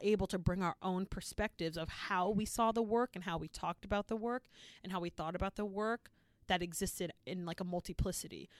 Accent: Boston, Massachusetts, United States; where I grew up in Boston actually was very diverse

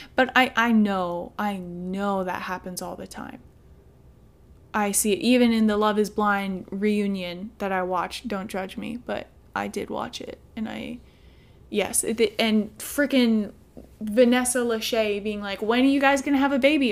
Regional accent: Midwest, United States; I'm from the Midwest

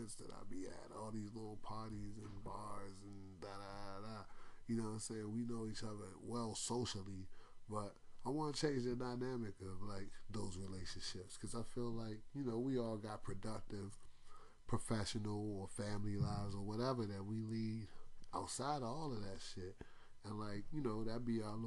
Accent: Washington, District of Columbia, United States; I was born in Washington Hospital Center in 1981

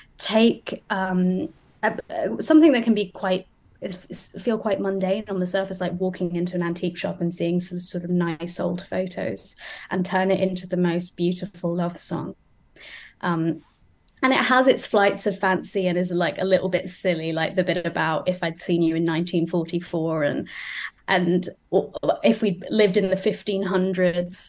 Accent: Wolverhampton, West Midlands, United Kingdom; also born or lived in United States; I was raised largely in Wolverhampton

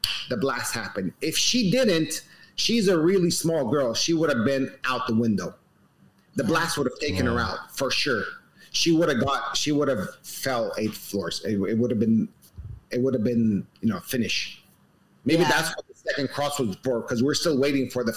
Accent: Los Angeles, California, United States; now in Beirut, Lebanon; I grew up in Los Angeles

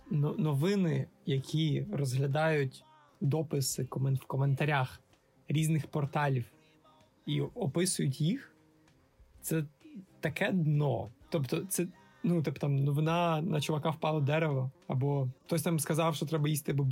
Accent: Vinnytsia, Vinnytsia Oblast, Ukraine; Абсолютно, я з Вінниці

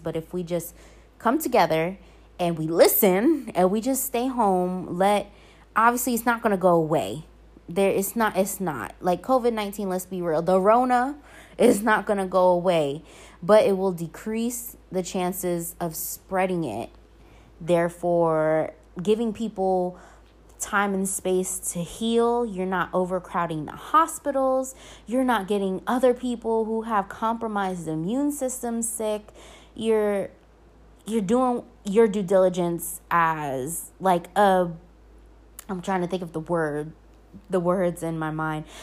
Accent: Norfolk, Virginia, United States; moved away as an adult; now in Sicily, Italy; Norfolk to be exactly. I grew up in Ocean View. I grew up in East Ocean View, to be exact.

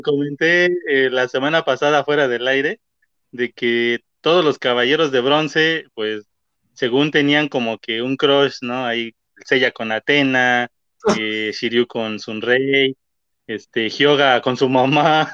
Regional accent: Oaxaca, Mexico; Cuando regreso a mi ciudad, yo soy de Oaxaca

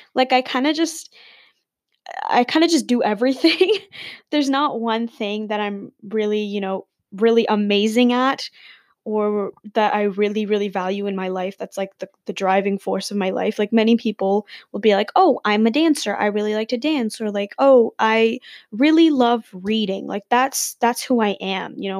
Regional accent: Dubai, United Arab Emirates; also born or lived in India; now in Canada; I'm Indian. I'm born in Dubai and I live in Canada

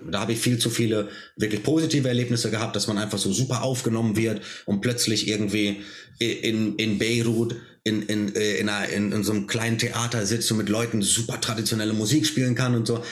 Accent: Germany; born or raised there

